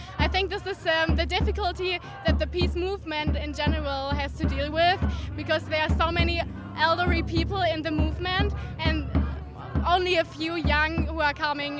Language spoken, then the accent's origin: English; Germany; I'm 24 years old, I'm from Germany, from the peace workshop Mutlangen